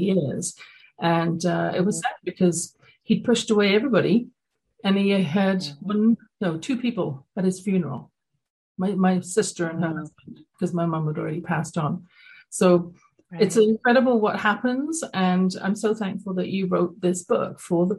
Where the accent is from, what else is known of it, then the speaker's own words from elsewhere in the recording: London, United Kingdom; moved away; growing up in London, England